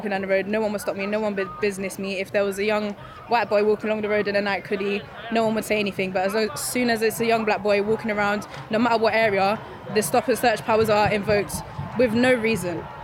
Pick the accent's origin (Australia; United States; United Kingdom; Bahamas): United Kingdom; London; Especially uh, growing up in London, there's a very high likelihood that if my brother is walking along the street by himself, he, there's a high likelihood